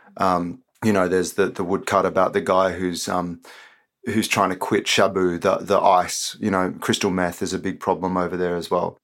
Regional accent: Australia; I was born and raised in Australia

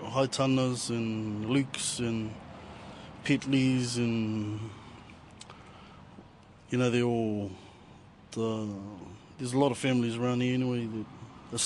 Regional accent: Tokoroa, Waikato, New Zealand; also born or lived in Rotorua; now in Putaruru, New Zealand; I was brought up in Tokoro, born in Rotorua.

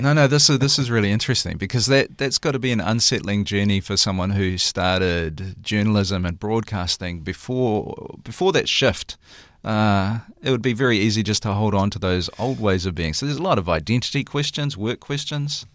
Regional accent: Waikato, New Zealand; I'm from the Waikato

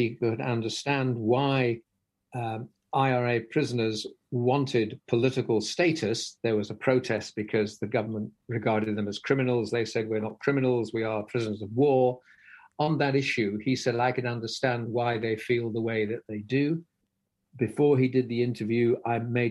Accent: England, United Kingdom; me being a Brit

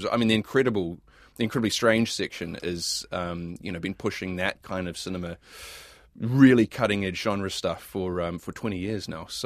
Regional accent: Hamilton, Waikato, New Zealand; I remember growing up in Hamilton

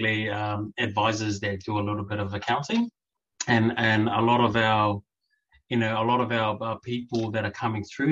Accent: New Zealand; also born or lived in Samoa; Born in Samoa, raised in Aotearoa

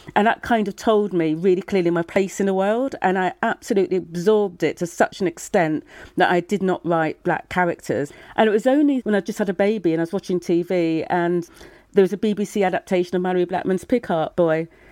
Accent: Brighton, South East England, United Kingdom; accent: English; I was born in Brighton

